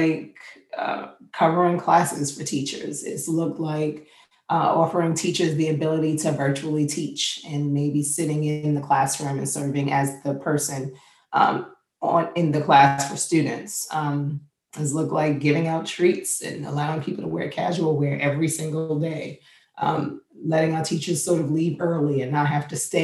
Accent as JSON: {"language": "English", "town": "New York City", "region": "New York", "country": "United States", "moved": "yes", "lives_now": "Virginia, United States", "said": "I'm from Queens, New York"}